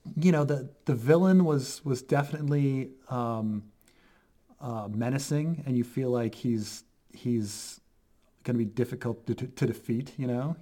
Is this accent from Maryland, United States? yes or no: yes; Baltimore, Maryland, United States; I'm from Baltimore